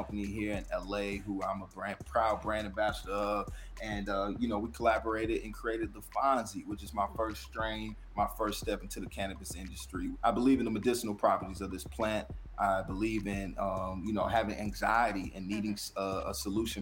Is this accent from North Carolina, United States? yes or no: yes; Greensboro, North Carolina, United States; I grew up in Greensboro, North Carolina